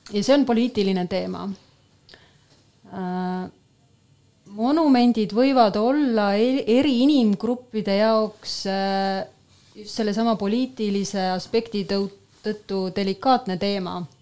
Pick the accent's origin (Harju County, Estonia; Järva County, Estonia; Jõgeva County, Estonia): Järva County, Estonia; Paide; mina olen Paidest pärit